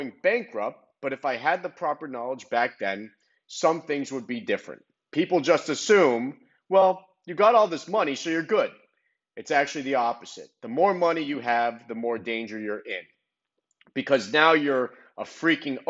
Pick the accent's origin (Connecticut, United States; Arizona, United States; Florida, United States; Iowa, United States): Florida, United States; Miami; born or raised there